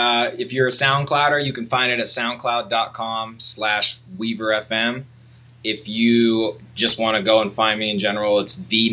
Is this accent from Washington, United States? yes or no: yes; Seattle, Washington, United States; I'm from Seattle.